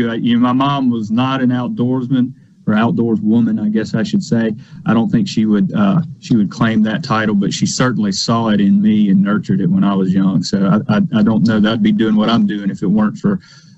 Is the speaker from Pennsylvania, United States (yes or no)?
no; Lawrence County, Mississippi, United States; I grew up in Lawrence County. Out in the country